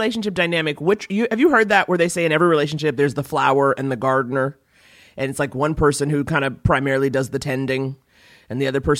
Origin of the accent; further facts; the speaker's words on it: New York, United States; also born or lived in Detroit; I grew up in Harlem, you know, before Harlem was fancy. So Detroit was like where I lived. Detroit was like my suburban time